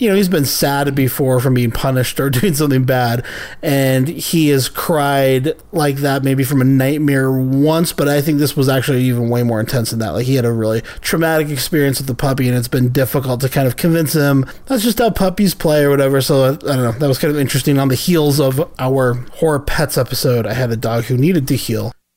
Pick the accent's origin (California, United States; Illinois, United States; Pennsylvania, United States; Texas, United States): California, United States; San Diego; When I grew up in San Diego